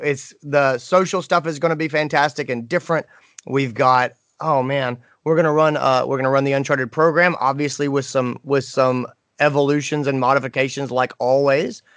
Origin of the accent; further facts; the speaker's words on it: Greenville, South Carolina, United States; my hometown, Greenville, South Carolina.